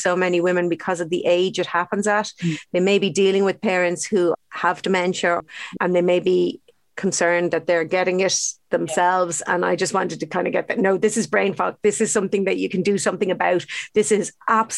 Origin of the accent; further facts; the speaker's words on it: Ireland; would have been brought up with very unhealthy diets, actually, to be honest, as Irish kids.